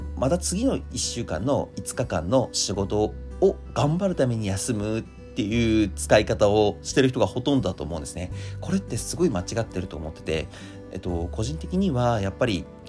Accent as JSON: {"language": "Japanese", "region": "Akita", "country": "Japan", "tie": "born or raised there", "moved": "yes", "said": "秋田県出身なんで実は成人式夏にやってるんですよ"}